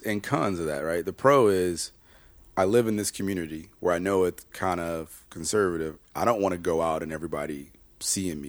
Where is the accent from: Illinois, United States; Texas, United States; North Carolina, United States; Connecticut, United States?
Illinois, United States; Chicago; I'm from Chicago, born and raised